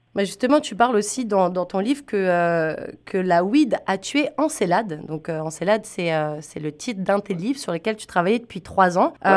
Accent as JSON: {"language": "French", "country": "France", "said": "tu dois sûrement l'entendre à mon accent. Moi, je viens pas du Canada. Moi, je viens de mhm. France."}